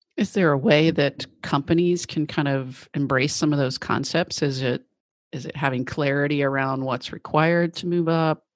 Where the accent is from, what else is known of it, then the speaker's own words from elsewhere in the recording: Tennessee, United States; I grew up in Tennessee, so in the South